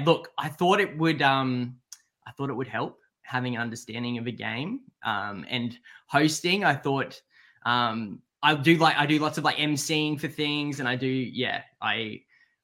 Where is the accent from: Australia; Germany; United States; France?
Australia; Brisbane, Queensland; now in Sydney, Australia; I'm from Brisbane.